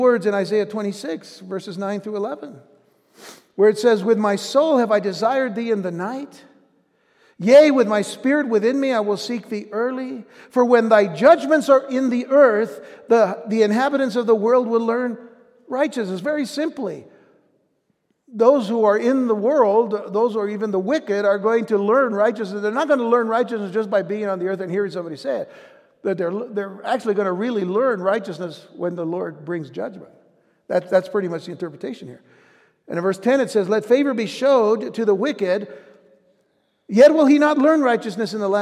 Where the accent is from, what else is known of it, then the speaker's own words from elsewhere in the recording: United States; our day-to-day lives as American citizens